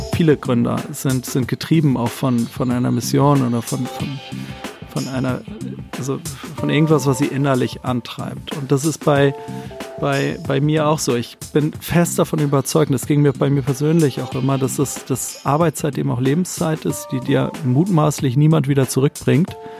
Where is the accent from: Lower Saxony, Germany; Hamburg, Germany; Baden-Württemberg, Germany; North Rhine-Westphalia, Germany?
Hamburg, Germany; moved away as an adult; also born or lived in Mexico / Wolfsburg; komme gebürtig aus Hamburg, bin mittlerweile wieder hier, habe aber viele, viele, viele Jahre ähm, im Ausland gelebt, ähm, in Mexiko